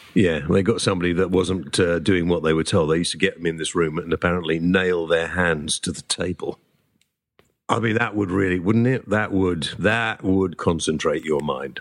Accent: United Kingdom; first language English; I am British. I was born here. I can only speak English

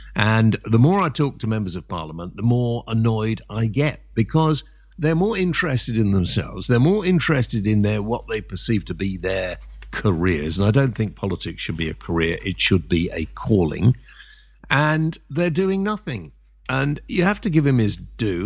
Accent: England, United Kingdom; I'm half Welsh, so, uh, but I've always lived in England

